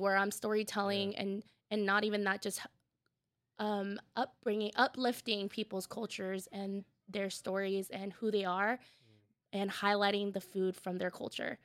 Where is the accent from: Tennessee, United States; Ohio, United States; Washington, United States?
Washington, United States; Tacoma; I grew up in Tacoma, the south end of Tacoma